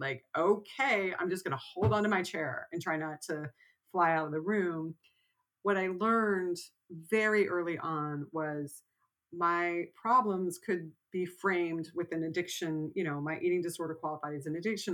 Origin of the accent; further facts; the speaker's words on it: Texas, United States; I grew up in Texas